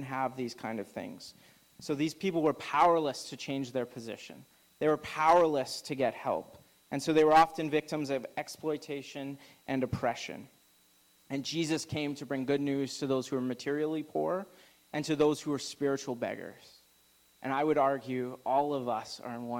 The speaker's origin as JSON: {"language": "English", "region": "Alberta", "country": "Canada", "moved": "yes", "lives_now": "Okanagan, Canada", "said": "I'm from Alberta"}